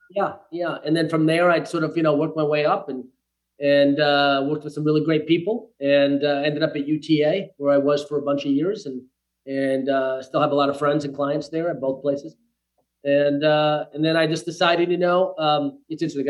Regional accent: Bristol, Rhode Island, United States; now in Los Angeles, United States; a little village in Rhode Island called uh, Bristol. And so that's where I was born and raised

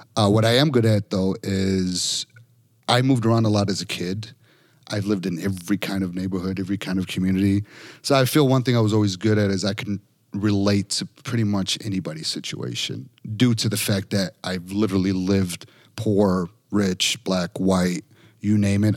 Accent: Chicago, Illinois, United States; I'm from Chicago

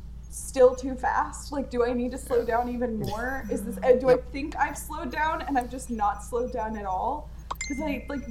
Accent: Louisiana, United States; accent: Louisiana; also born or lived in Florida; now in Pacific Northwest, United States; I moved up here from fucking Florida. I grew up in Louisiana.

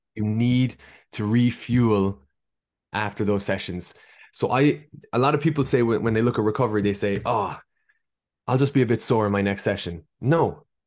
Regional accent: Ireland; accent: Irish; moved away as an adult; now in Boston, United States; as you can hear from my accent, hailing from Ireland. I spent most of my life there, although I was born in Boston

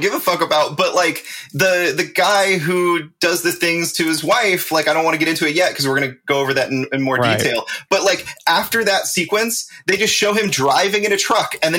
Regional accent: California, United States; born or raised there

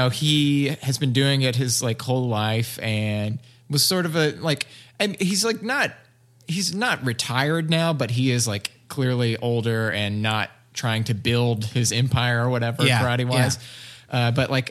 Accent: Alabama, United States; I'm from Alabama.

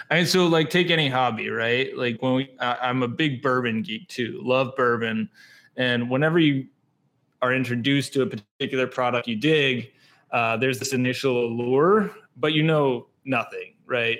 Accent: North Texas, United States; moved away as an adult; also born or lived in Wisconsin; now in Milwaukee, United States; Growing up in North Texas, there's not really specialty coffee

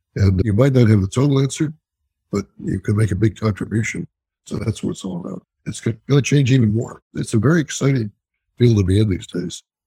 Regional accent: Columbus, Ohio, United States; moved away as an adult; also born or lived in Chicago / Notre Dame, Indiana; now in New York, United States; I was born in Columbus, Ohio, and I went to Notre Dame. And then in 1967, I was leaving Columbus to go to New York

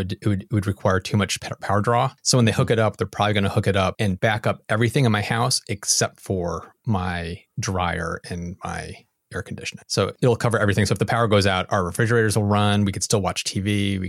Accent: United States; Sorry for the European listeners, but I'm an American and we don't know a metric.

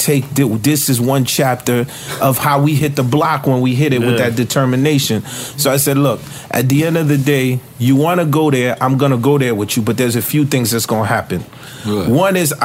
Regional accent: Haiti; moved away; when I came from Haiti

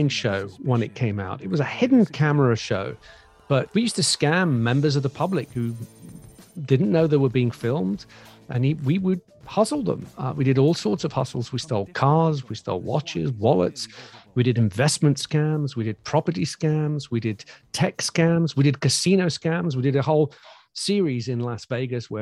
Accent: Greece; moved away; I grew up in Greece.

